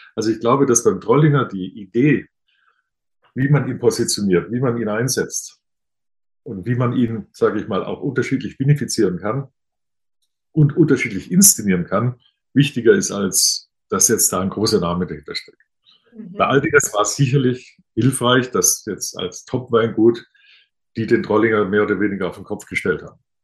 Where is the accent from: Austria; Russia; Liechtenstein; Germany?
Germany; Bad Mergentheim, Baden-Württemberg; Als gebürtiger Baden-Württemberger aus einem Ort, Bad Mergentheim, durch den die württembergische und badische Grenze mitten durchläuft